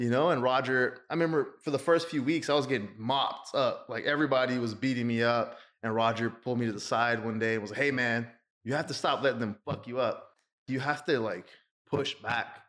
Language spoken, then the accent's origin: English; Austin, Texas, United States; I was born and raised in Austin, Texas